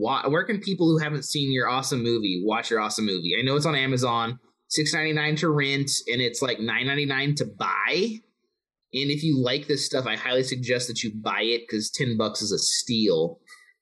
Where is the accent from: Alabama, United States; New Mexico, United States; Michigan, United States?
New Mexico, United States; Albuquerque; in Albuquerque here in my hometown